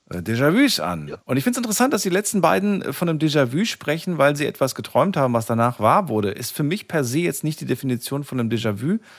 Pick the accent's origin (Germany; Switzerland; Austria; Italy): Germany; Rhineland-Palatinate; ich bin ja aus der Nähe von Kaiserslautern.